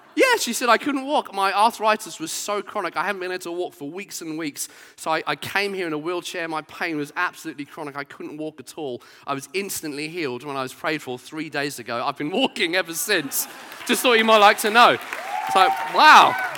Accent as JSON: {"language": "English", "town": "Brighton", "region": "South East England", "country": "United Kingdom", "tie": "born or raised there", "said": "I grew up in Brighton"}